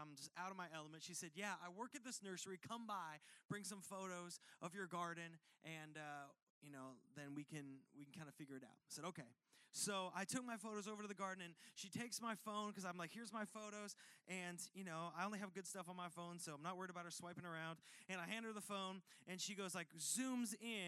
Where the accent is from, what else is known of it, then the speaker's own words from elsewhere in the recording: United States; I'm from Washington.